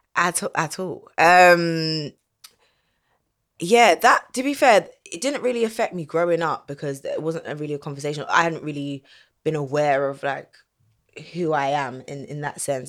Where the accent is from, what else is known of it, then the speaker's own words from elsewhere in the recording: London, United Kingdom; I grew up in Southeast London